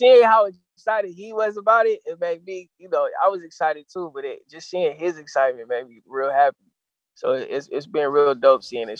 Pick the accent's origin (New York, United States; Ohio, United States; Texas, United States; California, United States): California, United States; San Diego; I've just always talked about my experiences in San Diego, growing up in San Diego